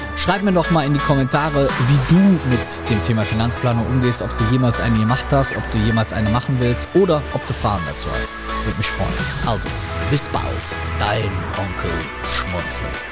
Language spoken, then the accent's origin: German; Rhineland, Germany; sagt man bei uns im Rheinland